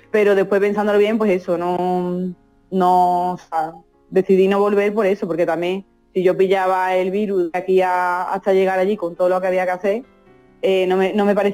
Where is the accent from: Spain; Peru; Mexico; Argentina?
Spain; Albaida del Aljarafe, Andalusia; moved away as an adult; now in Italy; Mi pueblo es Albaida las Aljarafe. Eso es. En el Aljarafe sevillano.